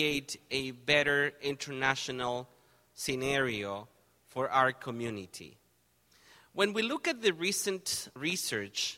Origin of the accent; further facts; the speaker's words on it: Argentina; moved away as an adult; now in Canada; I'm originally from Argentina.